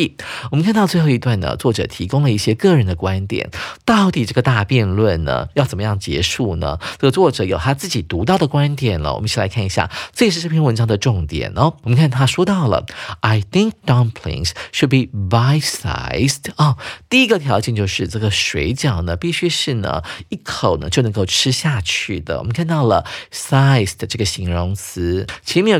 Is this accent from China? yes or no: yes; China; 不会像我们中国人是拿来单吃的啊